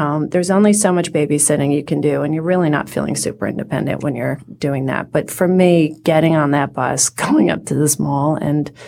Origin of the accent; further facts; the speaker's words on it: Lexington, Massachusetts, United States; I grew up in Lexington, Massachusetts